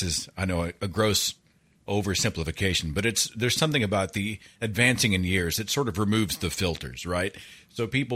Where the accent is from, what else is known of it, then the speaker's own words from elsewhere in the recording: Oklahoma, United States; I'm a product of Protestant Christianity in Oklahoma, which is my home state. And we have about two Catholics here